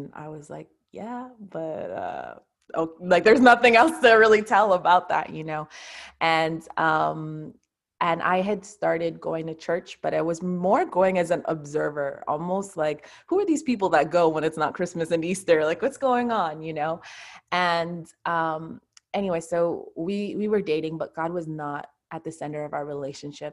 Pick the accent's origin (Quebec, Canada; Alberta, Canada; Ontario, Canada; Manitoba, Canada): Quebec, Canada; Montreal; I'm from Montreal, Canada. So that's where I live.